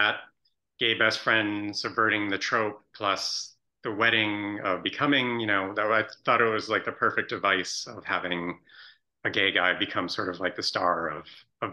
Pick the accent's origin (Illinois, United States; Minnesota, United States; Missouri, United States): Illinois, United States; Chicago suburbs; my personal best friend from childhood, who we grew up in the Chicago suburbs together